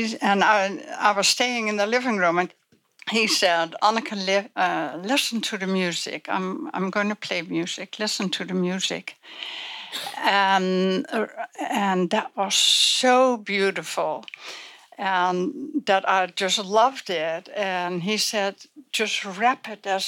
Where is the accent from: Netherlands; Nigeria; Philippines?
Netherlands; I was born in Holland before the war, the Second World War